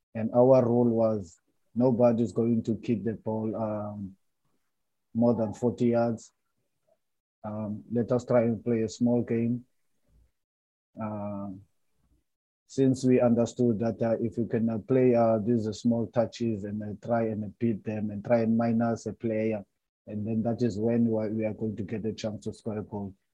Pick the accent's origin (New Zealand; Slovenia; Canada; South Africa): South Africa; Cape Town, Western Cape; also born or lived in Transkei; I'm from Cape Town, and you know us here in Cape Town